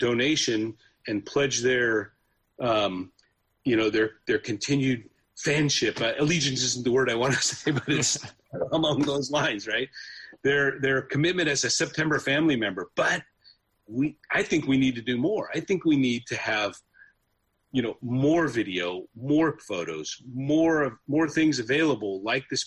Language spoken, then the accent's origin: English; San Francisco Bay Area, California, United States; I grew up in the San Francisco Bay Area